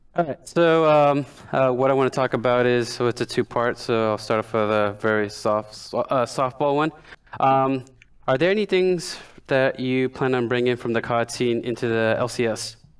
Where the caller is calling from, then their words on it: Westchester, New York, United States; I'm calling from Westchester, New York.